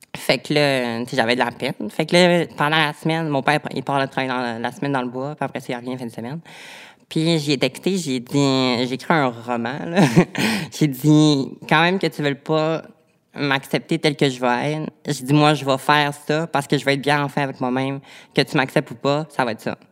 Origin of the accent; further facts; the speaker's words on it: Quebec, Canada; je viens du Lac-Saint-Jean